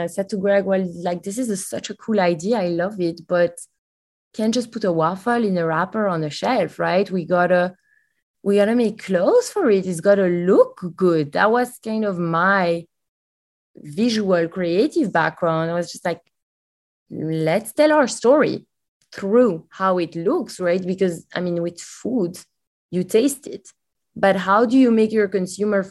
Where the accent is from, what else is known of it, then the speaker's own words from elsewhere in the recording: Belgium; English is a second language; now in United States; Yes, you can hear it from my accent. I'm not from the US. I'm actually from Belgium.